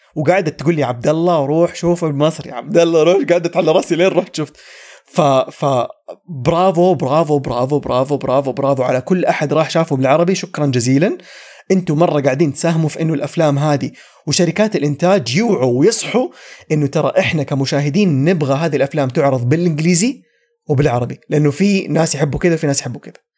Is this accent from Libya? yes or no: no; Saudi Arabia; عندنا في السعوديه